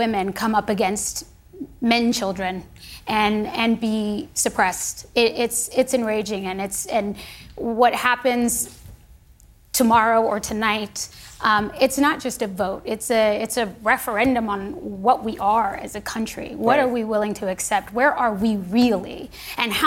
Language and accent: English; United States; I am a patriot. I am an American